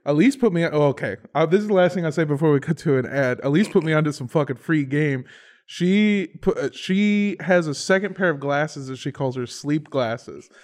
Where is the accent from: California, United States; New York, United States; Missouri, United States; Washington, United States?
California, United States; Indio; my hometown is Indio, California, over by Palm Springs